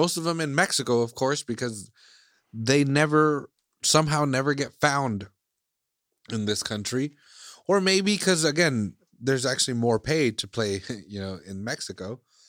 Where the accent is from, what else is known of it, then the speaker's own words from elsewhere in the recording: Iceland; English is a second language; now in United States; like I'm from Iceland, you know, like I was born and raised in Iceland, but now I live in the States.